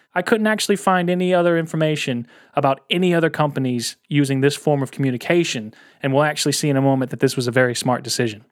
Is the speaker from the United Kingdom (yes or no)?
no; United States; as an American